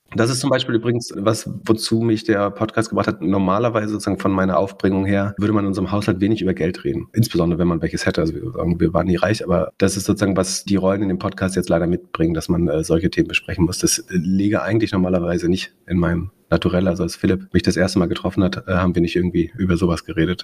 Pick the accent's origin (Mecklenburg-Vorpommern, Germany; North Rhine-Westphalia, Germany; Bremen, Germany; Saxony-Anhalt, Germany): Mecklenburg-Vorpommern, Germany; Greifswald; in der Stadt studiert, wo ich aufgewachsen bin